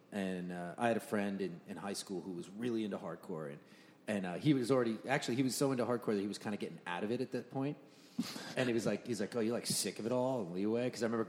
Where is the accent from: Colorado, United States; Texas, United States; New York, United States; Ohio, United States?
New York, United States; Long Island; My introduction to hardcore was definitely, or I'm from Long Island.